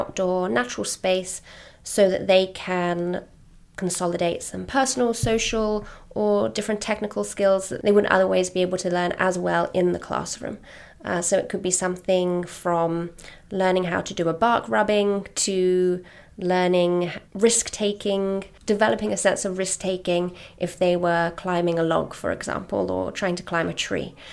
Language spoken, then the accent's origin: English; London, United Kingdom; moved away as an adult; now in New York City, United States; from London. So my school experience, a state primary school in London and secondary school